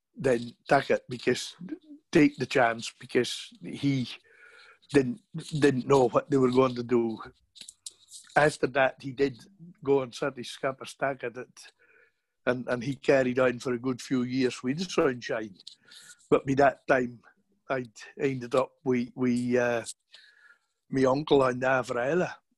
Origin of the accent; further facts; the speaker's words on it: Hamnavoe, Scotland, United Kingdom; accent: broad Shetland; I was born in 1962 in Hamnavoe, Shetland.